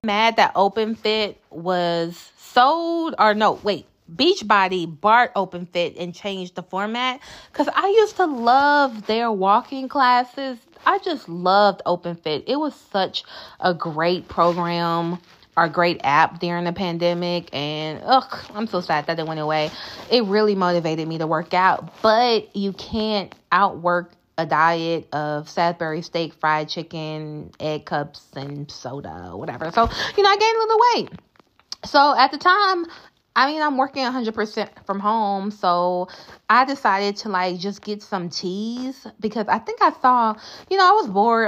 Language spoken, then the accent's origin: English; the South, United States; I'm from the South.